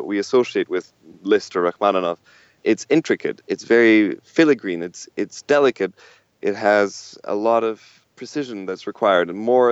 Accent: Canada; we're all Canadian

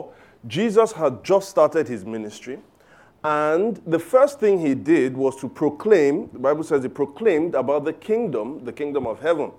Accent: Lagos, Nigeria; I grew up in Surulere. In fact, in a place called Aguda. Surulere. All right, so Aguda Surulere, fantastic upbringing

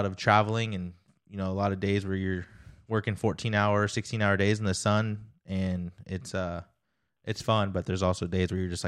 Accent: California, United States; moved away as an adult; now in Indiana, United States; I was born and raised in California till I was 25. And then I left California and moved to Indiana, just cold turkey, me and my wife, or wife and I, and we just packed up and left.

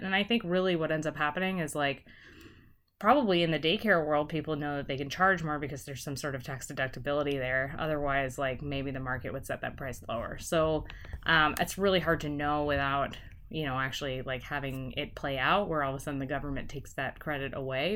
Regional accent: United States; I've grown up here, and there are all sorts of reasons why I wanna stay in America

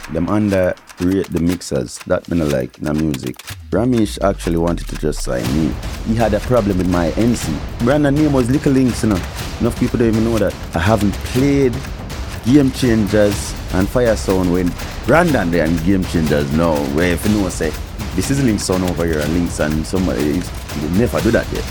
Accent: Kingston, Jamaica; moved away; Kingston, Jamaica, I grew up.

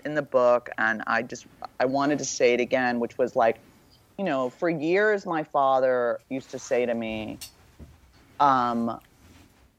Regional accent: Beverly Hills, California, United States; I grew up in Beverly Hills

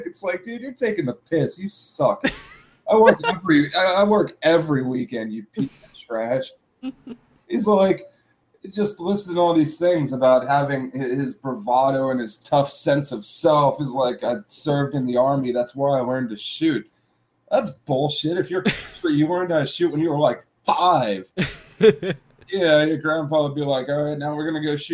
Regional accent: Pennsylvania, United States; moved away; I'm from Pennsylvania

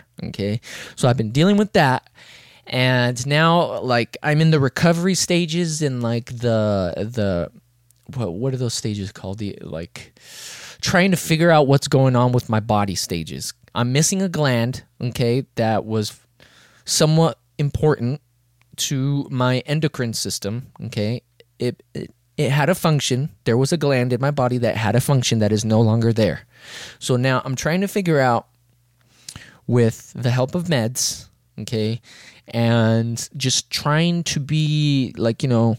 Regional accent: Las Vegas, Nevada, United States; I'm here from Vegas.

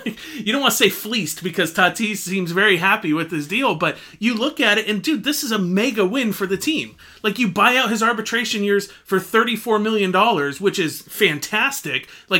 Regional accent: San Diego, California, United States; I was born and raised in San Diego.

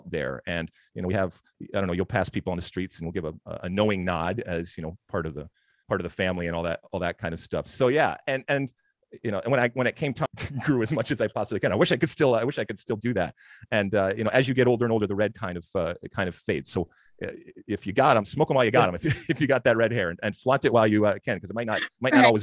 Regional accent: Detroit, Michigan, United States; moved away; also born or lived in Athens, Greece; I grew up, like I said, in Detroit, but I also grew up in Athens, Greece.

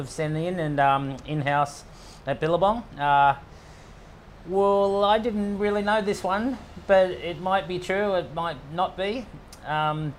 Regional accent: Sydney, New South Wales, Australia; in Kurnell, where I grew up in Botany Bay

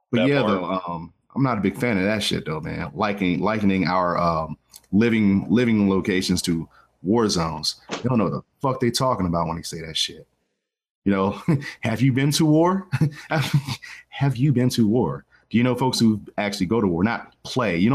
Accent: Washington, District of Columbia, United States; I'm from these ghettos, right? I'm from Washington D.C. Northeast, uh, Benning Road. Holler.

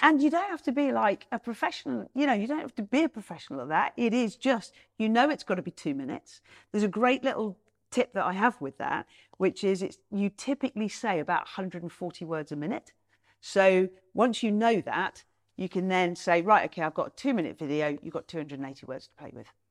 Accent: Nottingham, East Midlands, United Kingdom; my hometown, Nottingham

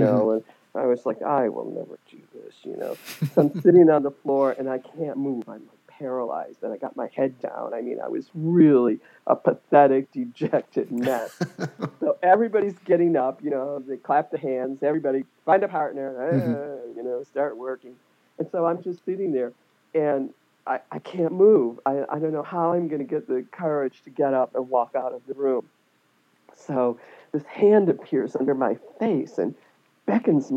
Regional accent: New York, United States; when I was back in New York

